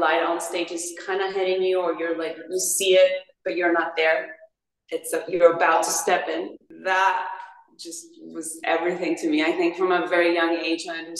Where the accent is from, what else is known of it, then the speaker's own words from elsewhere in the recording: Paraguay; moved away; I'm from Paraguay